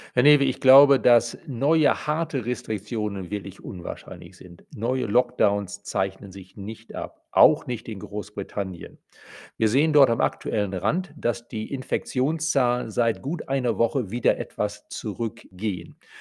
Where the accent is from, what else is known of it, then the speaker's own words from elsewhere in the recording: Germany; bei uns in Deutschland